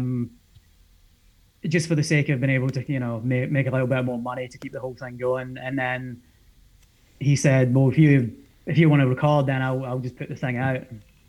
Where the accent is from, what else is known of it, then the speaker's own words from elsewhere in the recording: half an hour west of Glasgow, Scotland, United Kingdom; I'm not actually from Glasgow. I'm from like maybe half an hour west of Glasgow